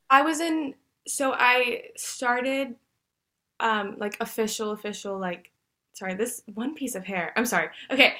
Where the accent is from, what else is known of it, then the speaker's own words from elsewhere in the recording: Dallas, Texas, United States; I was born and raised in Dallas, Texas. I've lived here my entire life